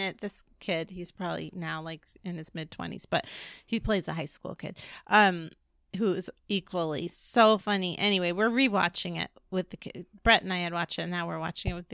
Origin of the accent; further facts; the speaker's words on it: New York, United States; now in California, United States; I'm actually from New York